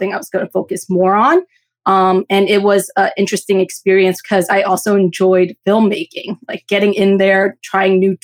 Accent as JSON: {"language": "English", "region": "New Jersey", "country": "United States", "tie": "born or raised there", "said": "I was born and raised in New Jersey"}